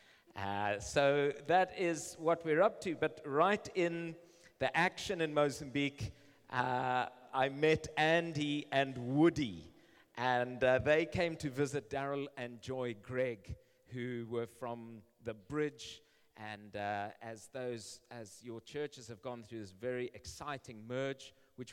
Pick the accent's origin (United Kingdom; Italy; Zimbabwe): Zimbabwe; I live in Zimbabwe. I've been born and raised in Zimbabwe